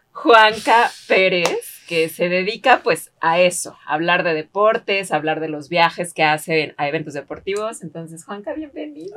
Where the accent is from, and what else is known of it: Mexico